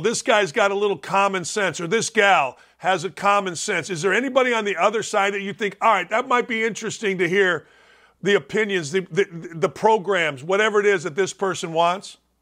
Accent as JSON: {"language": "English", "town": "Gary", "region": "Indiana", "country": "United States", "tie": "born or raised there", "said": "I grew up in Gary, Indiana, in and around Gary, Indiana"}